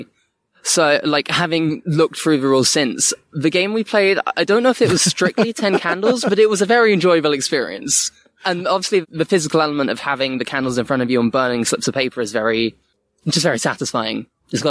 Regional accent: Bournemouth, South West England, United Kingdom; moved away; I'm from Bournemouth, and I was back down there actually for a decent chunk of lockdown.

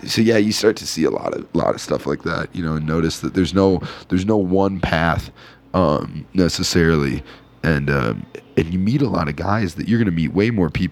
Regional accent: Iowa, United States; the reason I've stayed in Iowa is because my apartment rents for like $250 a month

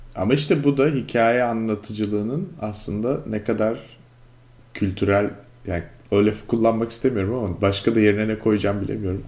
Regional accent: Istanbul, Turkey; moved away as an adult; now in United States; Ben de İstanbulluyum yani officially Müslüman

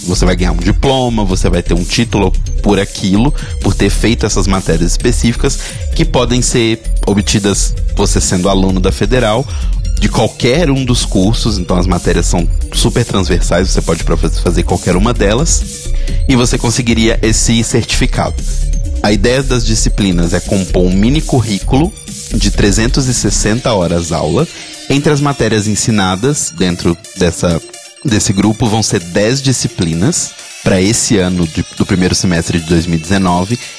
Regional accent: Minas Gerais, Brazil; da minha terra, Minas Gerais

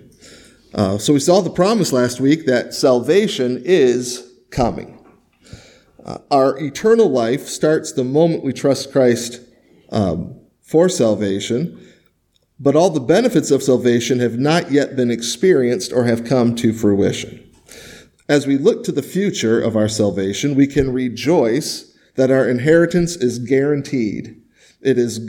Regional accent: Michigan, United States; moved away; I grew up in Michigan

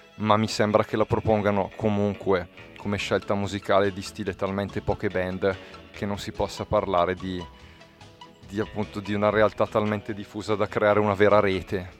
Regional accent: Bergamo area, Lombardy, Italy; dalle nostre parti, cioè in Bergamasca

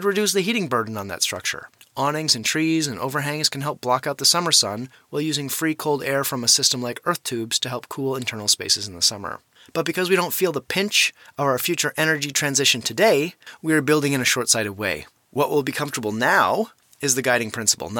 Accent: Bemidji, Minnesota, United States; moved away; I still visit that house every time I go back to Bemidji, which is my hometown

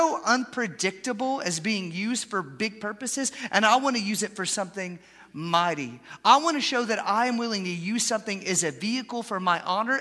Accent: Atlanta, Georgia, United States; moved away as an adult; also born or lived in Haskell, Texas; I grew up in Atlanta, Georgia

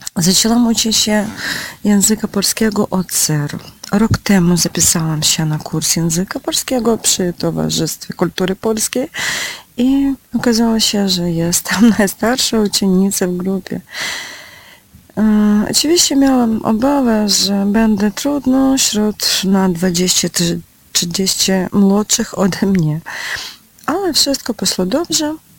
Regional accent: Ukraine; Polish is a second language; Jestem z Ukrainy

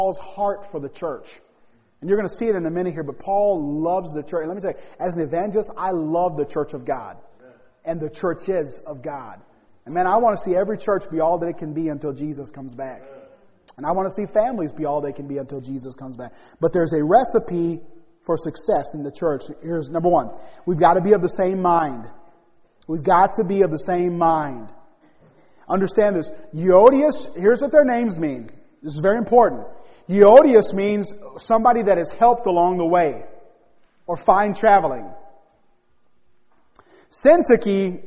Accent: Gary, Indiana, United States; I was born in Gary, Indiana

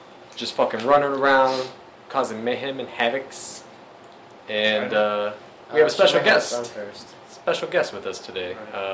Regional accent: Missouri, United States; I'm from Missouri, motherfucker. Show me.

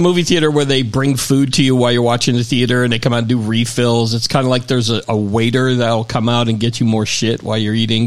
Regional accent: Florida, United States; moved away; I grew up in Florida

